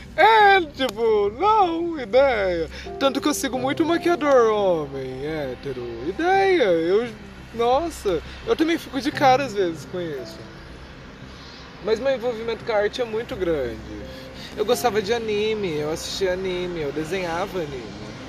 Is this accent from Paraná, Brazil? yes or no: yes; Cornélio Procópio, Paraná, Brazil; also born or lived in Minas Gerais; Eu nasci aqui em Cornélio, fui embora para Minas Gerais, daí eu vim embora para Cornélio muito novo